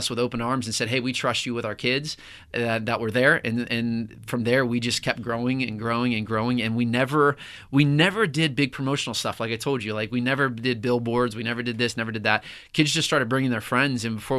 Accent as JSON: {"language": "English", "town": "Pittsburgh", "region": "Pennsylvania", "country": "United States", "tie": "born or raised there", "said": "I was raised in Pittsburgh, and my parents are pastors."}